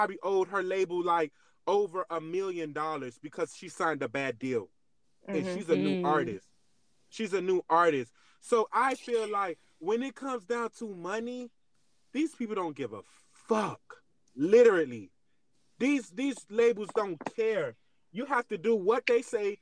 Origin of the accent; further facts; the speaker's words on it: Miami, Florida, United States; I'm a city boy, I'm from Miami. Everybody knows I'm from Miami